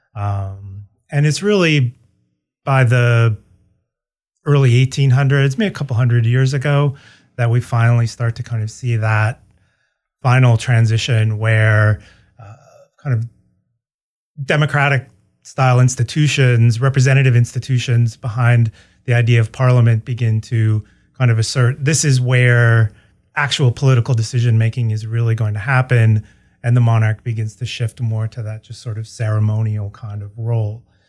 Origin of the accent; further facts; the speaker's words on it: Ann Arbor, Michigan, United States; moved away as an adult; also born or lived in St. Louis, Missouri; I'm a Midwesterner by background. I grew up in, uh, Michigan, uh, Ann Arbor, Michigan.